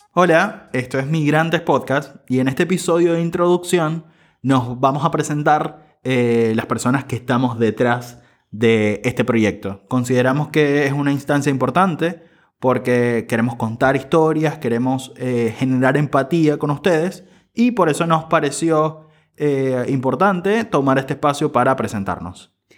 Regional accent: Venezuela; moved away as an adult; now in Buenos Aires, Argentina; soy venezolano, periodista y soy migrante, vivo en Buenos Aires desde hace cinco años

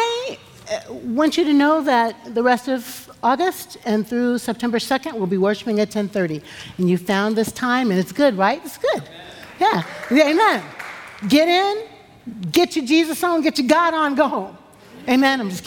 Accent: Omaha, Nebraska, United States; moved away; I was born in Omaha

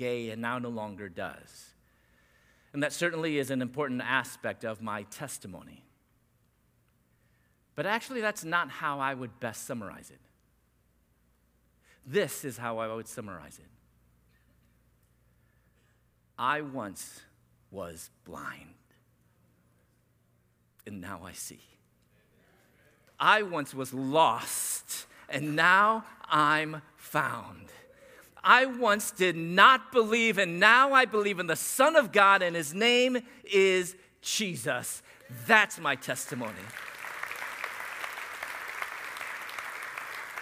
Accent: San Diego, California, United States; We're from San Diego

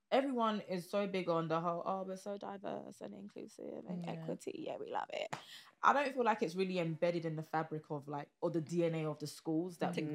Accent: Nigeria; because I could relate to him as a Nigerian, that made it easier.

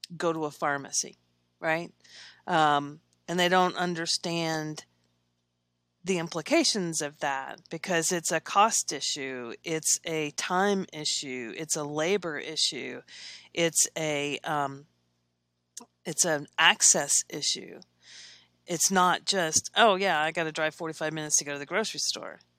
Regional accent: Versailles, Kentucky, United States; now in Lexington, United States; I grew up in Versailles, Kentucky. It's a small town

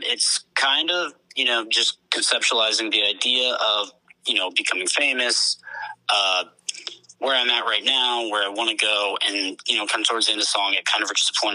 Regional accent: Austin, Texas, United States; I'm from Austin, Texas

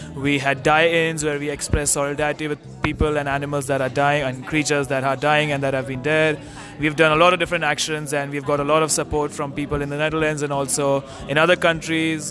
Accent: India; moved away as an adult; now in Singapore; I'm from India. I study in Singapore

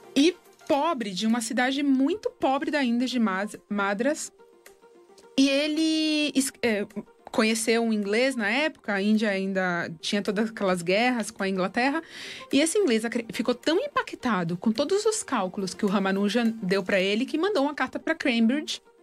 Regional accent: Brazil; also born or lived in Argentina; eu sou brasileira

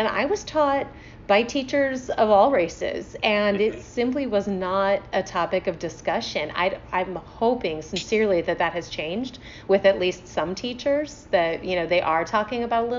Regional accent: St. Louis, Missouri, United States; also born or lived in Atlanta; But I did grow up here, and I grew up in North County.

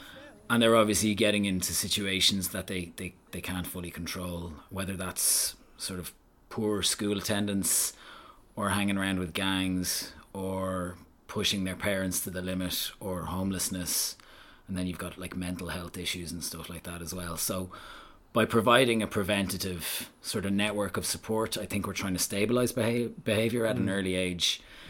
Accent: Belgium; Well, I grew up in Belgium, I spent sort of 10 years in Belgium. My mother and father were over there kind of working, and they took myself and my younger sister, luckily, with them.

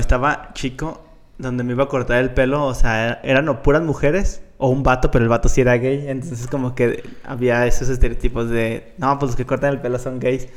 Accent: León, Guanajuato, Mexico; soy de León

